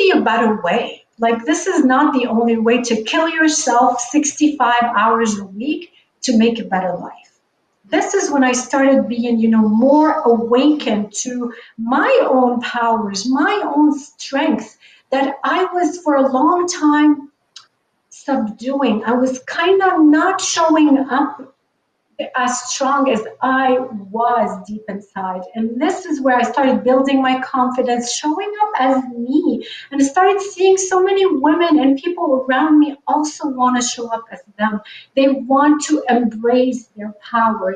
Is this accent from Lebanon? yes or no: yes; Lebanon; moved away as an adult; now in North America; I grew up in the Middle East. I grew up in Lebanon.